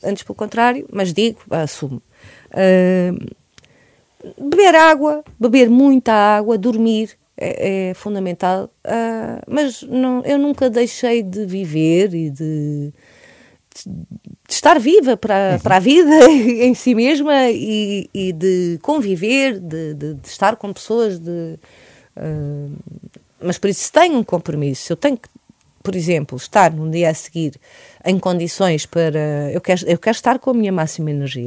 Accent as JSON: {"language": "Portuguese", "country": "Portugal", "said": "universos principais que estão no meu ADN enquanto portuguesa"}